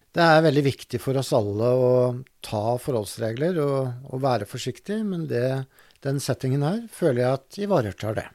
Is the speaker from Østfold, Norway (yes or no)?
no; Drammen, Buskerud, Norway; also born or lived in Lier; jeg er vokst opp på Konnerud